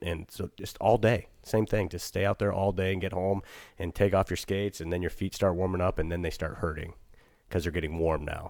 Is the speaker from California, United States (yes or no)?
no; Eagle River, Alaska, United States; growing up in Eagle Wood, uh, up above